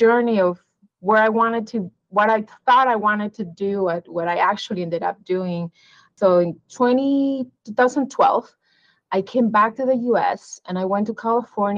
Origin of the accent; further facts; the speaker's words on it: Peru; moved away as an adult; also born or lived in Missouri; now in Arizona, United States; I was born in Peru, but I came to the U.S. as an international student for my undergraduate education